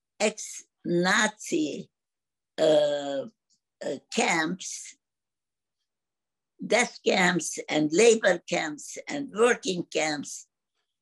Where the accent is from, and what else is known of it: Khust, Zakarpattia Oblast, Ukraine; born or raised there; moved away